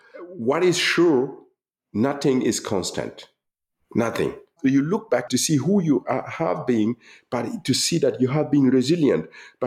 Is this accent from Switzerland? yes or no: no; Gando, Centre-Est, Burkina Faso; moved away as an adult; I'm the young man coming from Gando. I'm not from Berlin, from Brandenburg or from Paris.